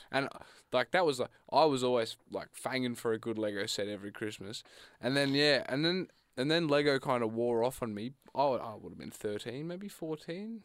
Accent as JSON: {"language": "English", "country": "Australia", "said": "I come from a, a rural"}